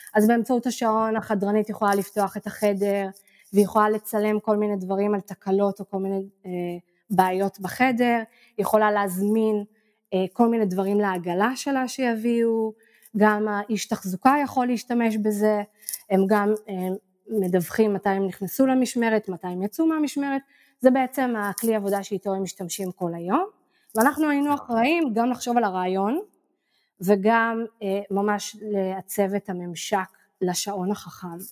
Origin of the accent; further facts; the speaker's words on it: Israel; moved away as an adult; also born or lived in Tel Aviv, Israel / Barcelona, Spain; now in Ko Pha Ngan, Thailand; אני נולדתי בעיר וחייתי בתל אביב איזה 20 שנה לדעתי, או 15